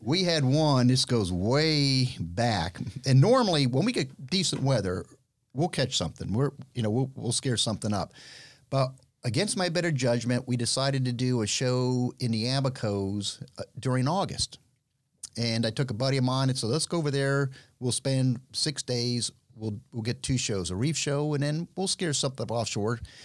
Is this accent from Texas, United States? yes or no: no; Miami, Florida, United States; I'm born and raised in Miami